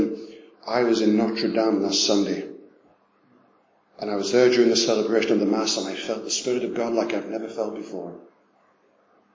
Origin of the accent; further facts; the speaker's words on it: England, United Kingdom; we're from England